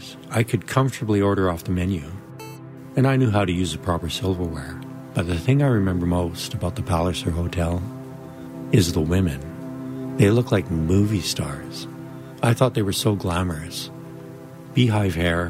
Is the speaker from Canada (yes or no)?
yes; Rainier, Alberta, Canada; also born or lived in Brooks, Alberta; I grew up on a potato farm in Rainier, Alberta, Canada